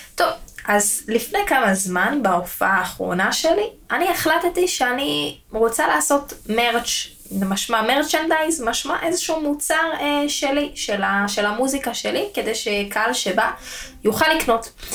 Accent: Israel; בתור ישראלים

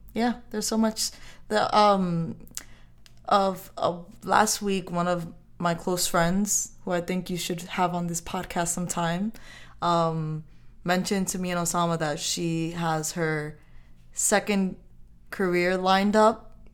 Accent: New York, United States; I grew up in New York

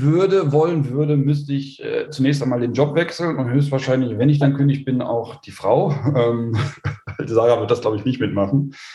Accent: Osterath, North Rhine-Westphalia, Germany; also born or lived in Krefeld; bei uns in Osterrad

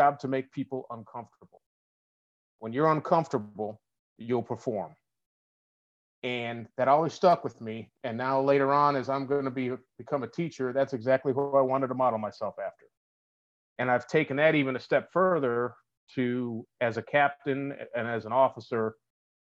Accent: Buffalo, New York, United States; moved away as an adult; I'm from Buffalo.

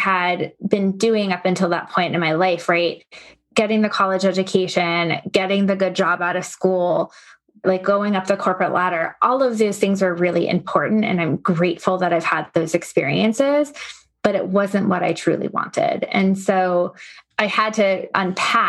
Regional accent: Long Island, New York, United States; I grew up on Long Island

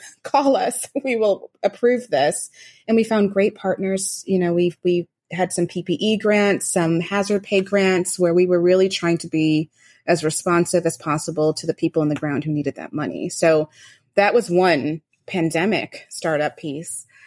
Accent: Rochester, New York, United States; I grew up in Western New York, um, Rochester, New York

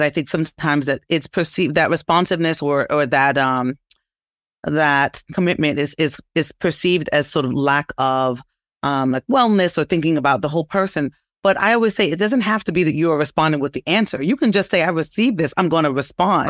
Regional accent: New York City, New York, United States; I'm from Brooklyn

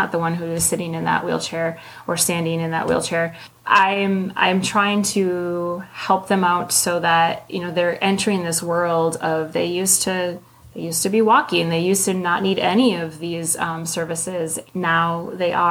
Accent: Northern Minnesota, United States; I am from Minnesota. Northern Minnesota. I could drive a four-wheeler before I could drive a car

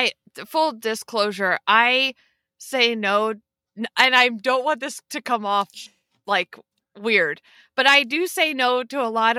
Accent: Pennsylvania, United States; Pennsylvania. So I'm like, I always say not the Pittsburgh side. closer to Philadelphia.

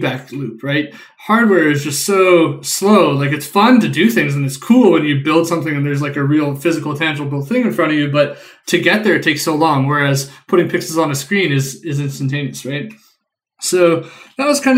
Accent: Winnipeg, Manitoba, Canada; I grew up and live in Winnipeg, Canada

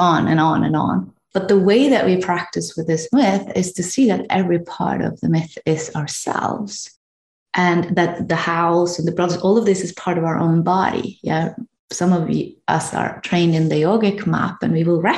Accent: Norway; I'm from Norway

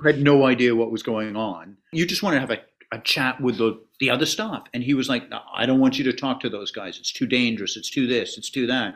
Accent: Canada; As a Canadian

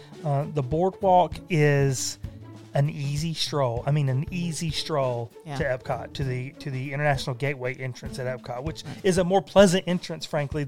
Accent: South Carolina, United States; We're from South Carolina.

